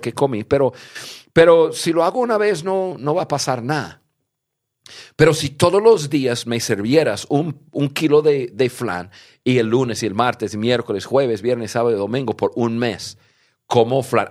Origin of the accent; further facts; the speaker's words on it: United States; yo nací en Estados Unidos